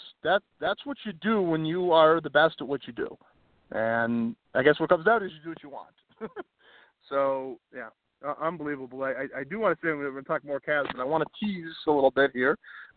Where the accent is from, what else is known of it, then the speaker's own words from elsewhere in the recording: Cleveland, Ohio, United States; accent: Cleveland; is my Cleveland accent